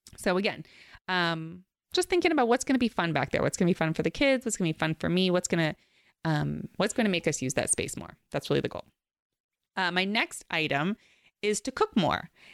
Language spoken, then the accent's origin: English; New York City, New York, United States; where I grew up in Queens, we were near the beach